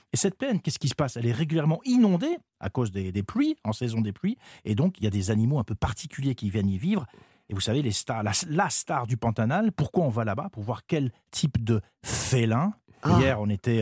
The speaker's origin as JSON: {"language": "French", "country": "France", "said": "en tant que Français"}